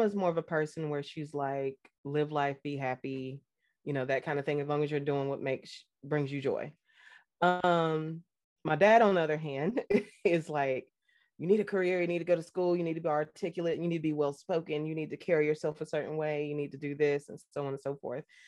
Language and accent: English; North Carolina, United States; also born or lived in Fort Hood, Texas / New Jersey; I was raised here in North Carolina and partially in New Jersey because my parents shared custody of me